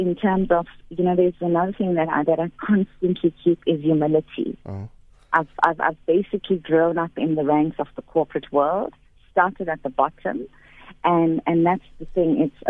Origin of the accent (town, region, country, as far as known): KwaZulu-Natal, South Africa; born or raised there; now in Johannesburg, South Africa